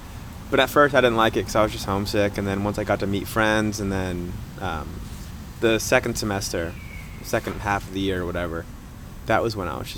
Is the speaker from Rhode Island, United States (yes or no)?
yes; Rhode Island, United States; I'm from Rhode Island.